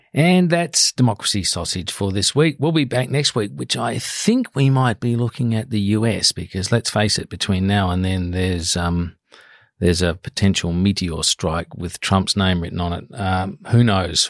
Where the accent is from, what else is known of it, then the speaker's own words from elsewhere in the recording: South Australia, Australia; I grew up in South Australia, there was a near, we were near Belair National Park